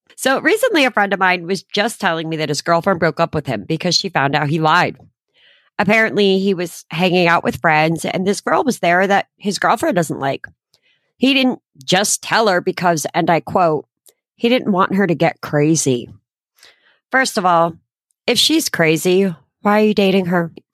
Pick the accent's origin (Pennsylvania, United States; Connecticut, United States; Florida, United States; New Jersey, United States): Connecticut, United States; moved away; fly back to my hometown to be with my friends and family